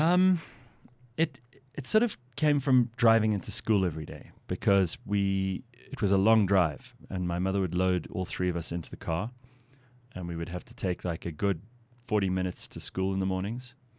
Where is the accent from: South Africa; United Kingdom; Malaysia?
South Africa; I consider myself to be lucky to have been born here. This is, this is a lovely place to live